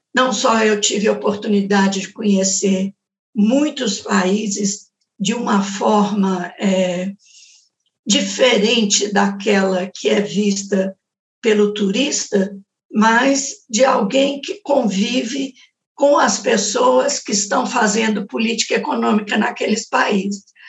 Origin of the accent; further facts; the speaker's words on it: Belo Horizonte, Minas Gerais, Brazil; quando eu era jovem em Belo Horizonte